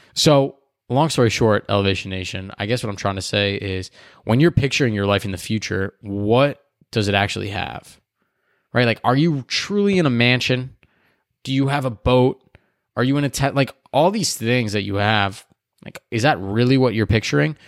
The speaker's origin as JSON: {"language": "English", "area": "Chicagoland area", "region": "Illinois", "country": "United States", "said": "I am from the Chicagoland area"}